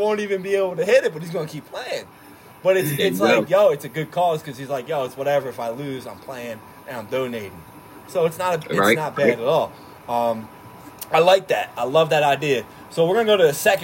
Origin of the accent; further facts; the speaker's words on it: Philadelphia, Pennsylvania, United States; also born or lived in Florida; we're from Philadelphia